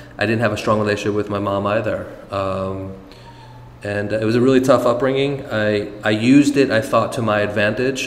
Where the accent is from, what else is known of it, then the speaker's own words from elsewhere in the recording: Monticello, New York, United States; moved away; also born or lived in San Francisco / Los Angeles; Born and raised in Monticello, New York